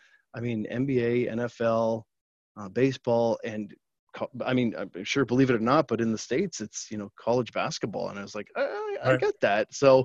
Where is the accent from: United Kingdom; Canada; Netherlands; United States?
Canada; being Canadian, it's sort of in my blood